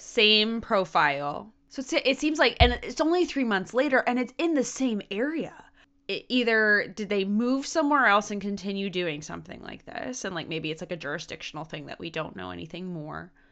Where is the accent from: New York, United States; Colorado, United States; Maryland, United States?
Maryland, United States; moved away; the weirdness that is my home state